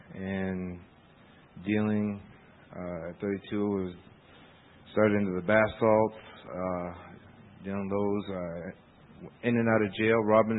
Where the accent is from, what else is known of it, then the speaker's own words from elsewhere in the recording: Machias, Maine, United States; I'm 37 years old. I'm from Machias, Maine.